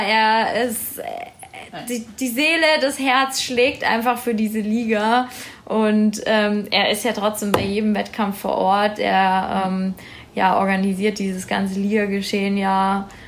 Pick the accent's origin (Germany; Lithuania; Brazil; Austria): Germany; Erlangen, Bavaria; ich komme ja ursprünglich aus Erlangen, Peter ja auch, aber wir, also ich habe ganz, ganz früh im Kinderturnen beim TV angefangen